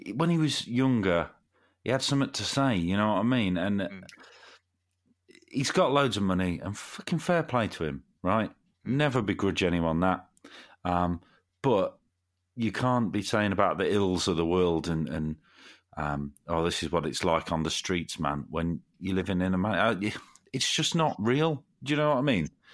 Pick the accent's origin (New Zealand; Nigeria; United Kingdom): United Kingdom; Nuneaton, West Midlands; moved away as an adult; now in Derby, United Kingdom; when I was still lived back in my hometown in Nuneaton